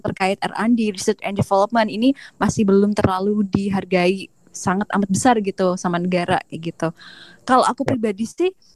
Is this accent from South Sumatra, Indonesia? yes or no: no; Jember, East Java, Indonesia; moved away as an adult; now in Taiwan; aku beneran dari kampung kalau misalnya Jember